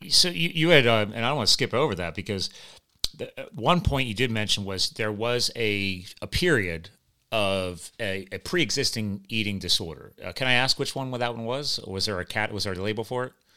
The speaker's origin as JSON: {"language": "English", "country": "United States", "said": "I'm just an American, uh, a USA guy"}